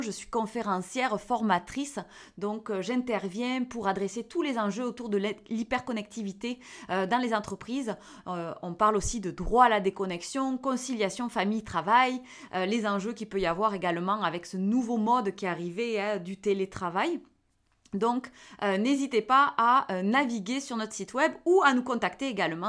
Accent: the South, southern France, France; accent: accent du Sud; avec mon petit accent du Sud

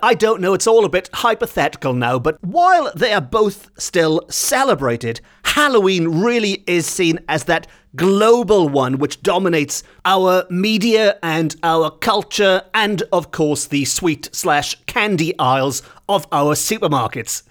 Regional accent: Welsh, Wales, United Kingdom; as much as I love being Welsh

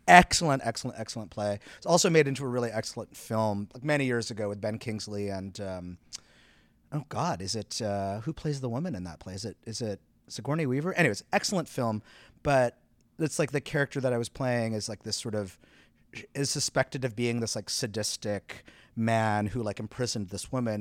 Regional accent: southeastern Quebec, Canada; moved away as an adult; also born or lived in Montreal, Canada; now in New York, United States; I grew up in, in sou-, southeastern Quebec, and so, like, not far from Montreal.

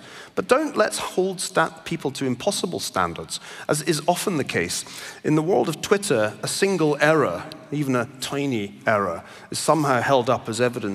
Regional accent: Glasgow, Scotland, United Kingdom; now in United States; I grew up in Glasgow, as you may still just about be able to detect in my accent

